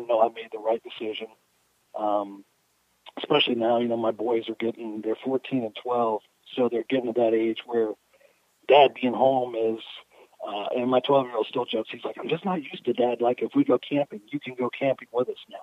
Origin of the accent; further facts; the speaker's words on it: Louisiana, United States; growing up in Louisiana